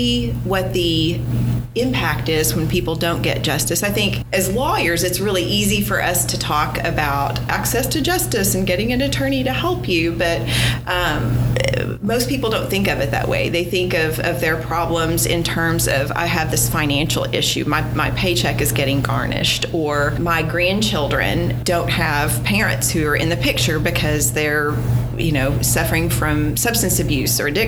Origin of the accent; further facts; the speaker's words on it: Fort Smith, Arkansas, United States; now in Little Rock, United States; I grew up in Fort Smith.